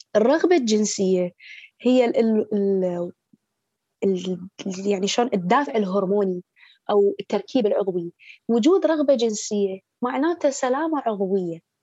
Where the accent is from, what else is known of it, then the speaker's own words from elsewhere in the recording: Baghdad, Baghdad Governorate, Iraq; من مواليد بغداد